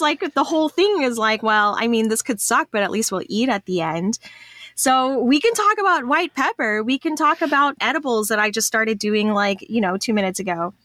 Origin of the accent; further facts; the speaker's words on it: Texas, United States; I'm a Texan